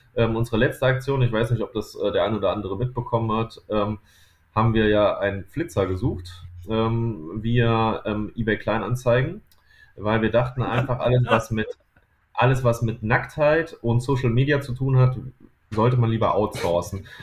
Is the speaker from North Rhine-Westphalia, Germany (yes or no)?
yes; near Düsseldorf and Mönchengladbach, North Rhine-Westphalia, Germany; wir kommen aus der Nähe von Düsseldorf und Mönchengladbach